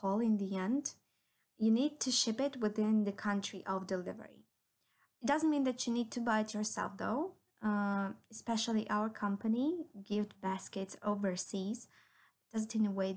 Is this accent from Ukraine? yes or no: yes; Ukraine; I'm originally from Ukraine